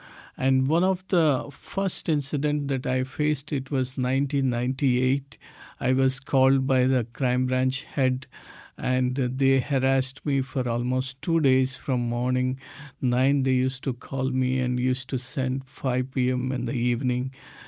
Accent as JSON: {"language": "English", "region": "South India", "country": "India", "second_language": "English", "moved": "as an adult", "said": "So I moved from South India to northern part of India in 1996."}